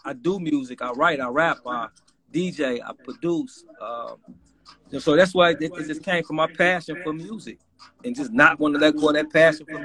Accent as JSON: {"language": "English", "town": "Chicago", "region": "Illinois", "country": "United States", "said": "I'm from Chicago, in the city of Chicago"}